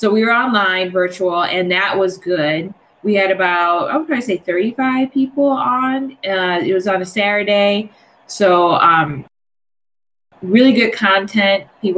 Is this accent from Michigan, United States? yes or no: yes; Detroit, Michigan, United States; now in Washington, United States; because I'm originally from Detroit. I'm in DC now.